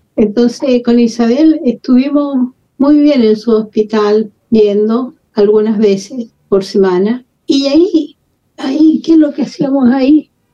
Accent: Santiago, Santiago Metropolitan Region, Chile; moved away as an adult; also born or lived in Peru / Ecuador / France / Algeria; Yo soy nacida en Santiago de Chile hace no sé cuántas décadas. Estudié, me crié todo en, Santiago.

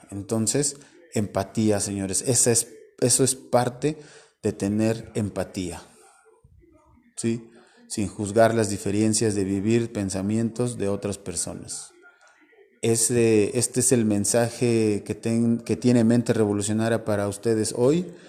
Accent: Orizaba, Veracruz, Mexico; somos hermanos mexicanos, somos hermanos orizabeños

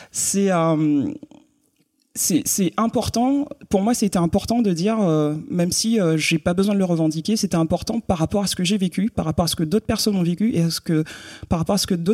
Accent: Guadeloupe, France; moved away as an adult; donc, j'ai quitté la Guadeloupe à 18 ans.

